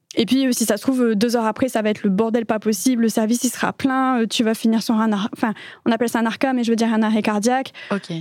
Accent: France; moved away as an adult; now in Belgium; je suis une Française expatriée en Belgique depuis maintenant quelques années

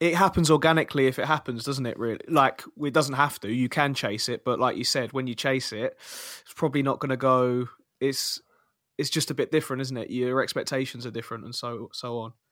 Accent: Kingston upon Thames, London, United Kingdom; I'm from Kingston, Southwest London

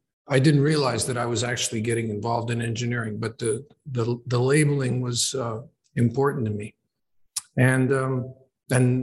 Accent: Oshawa, Ontario, Canada; also born or lived in Toronto; So I was born in Toronto and then grew up in a place called Oshawa, which is about 40 kilometers east of Toronto.

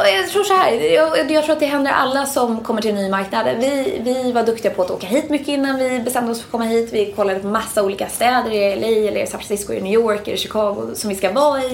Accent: Sweden; moved away as an adult; now in United States; som svensk

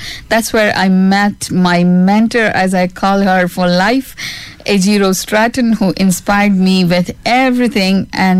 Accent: India; now in Ireland; I'm still Indian citizen.

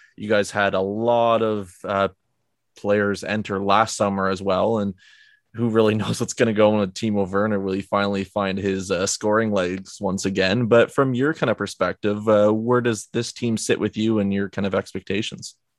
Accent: Canada; being a Canadian

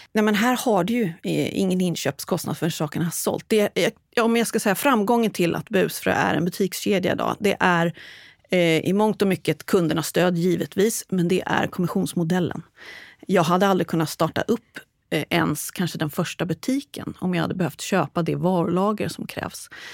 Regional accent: Stockholm area, Stockholm County, Sweden; moved away as an adult; now in Västervik, Sweden; född och uppvuxen i Stockholmsområdet, men bor sedan 20 år tillbaks i vackra Västervik

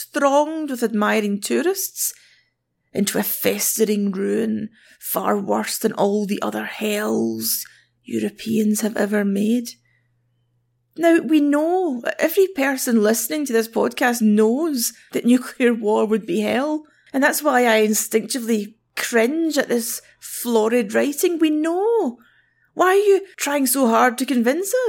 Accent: Glasgow, Scotland, United Kingdom; I'm from Glasgow

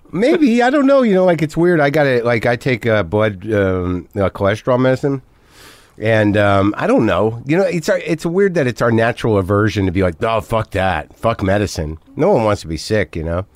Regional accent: New Mexico, United States; moved away; also born or lived in New Jersey; I'm originally from Jersey, but I grew up in New Mexico.

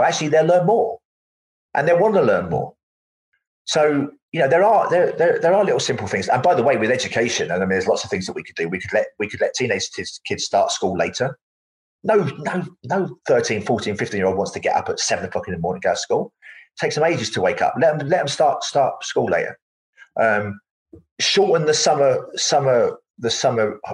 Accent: London, United Kingdom; having been born in the East End of London, I wasn't really around nature very much

